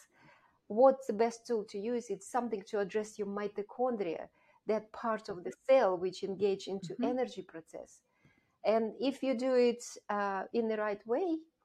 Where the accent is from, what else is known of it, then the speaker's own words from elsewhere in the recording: Russia; moved away as an adult; also born or lived in Kazakhstan / United Kingdom; I grew up in Russia, Soviet Russia at the time